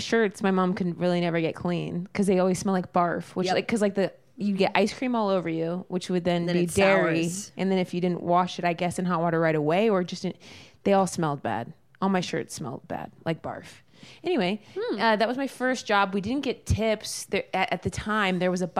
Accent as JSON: {"language": "English", "town": "Oakwood", "region": "Ohio", "country": "United States", "tie": "born or raised there", "said": "I'm from Oakwood, which is a part of Dayton, Ohio."}